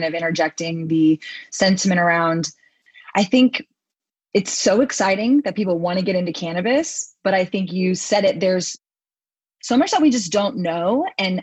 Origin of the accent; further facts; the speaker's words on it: Texas, United States; I come from Texas